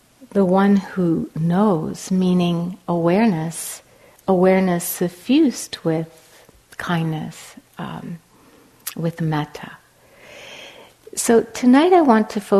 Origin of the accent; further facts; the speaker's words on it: Cambridge, Massachusetts, United States; moved away as an adult; now in Los Angeles, United States; I'm now living in Los Angeles, although I'm from Cambridge, Massachusetts, I've lived in Los Angeles for 11 years now